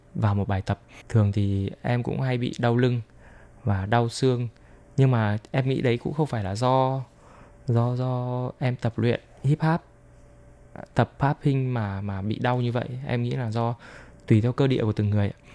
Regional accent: Vietnam; now in Taiwan; mình là người Việt Nam

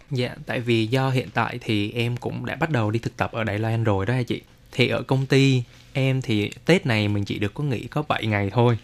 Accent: Dong Nai, Vietnam; moved away; ở dưới quê em, ở dưới Đồng Nai

